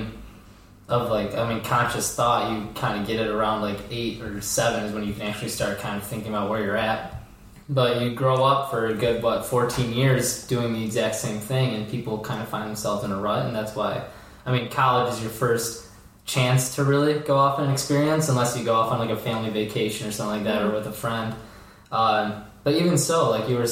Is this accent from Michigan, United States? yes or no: yes; St. Clair, Michigan, United States; moved away as an adult; also born or lived in Zurich, Switzerland; now in Naperville, United States; I am from St. Clair, Michigan, just north of Marine City, south of Port Huron. I just recently moved to Naperville, Illinois in October